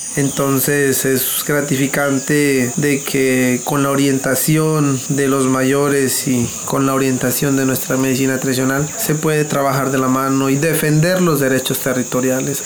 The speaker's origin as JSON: {"language": "Spanish", "country": "Colombia", "said": "como gobernador y como líder quiero que mi resguardo vuelva a esas actividades propias"}